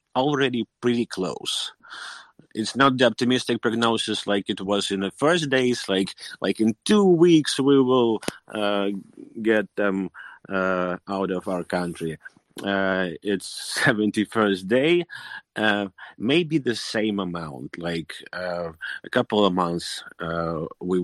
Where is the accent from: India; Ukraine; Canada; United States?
Ukraine; Kyiv; I'm from Kiev. I'm in Kiev right now.